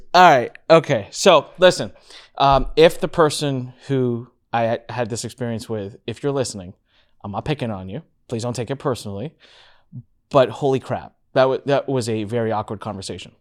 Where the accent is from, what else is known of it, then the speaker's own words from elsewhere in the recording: India; I'm Indian, and so obviously I have a little bit of a, a head start advantage there, and I can speak the natural, like, speak the language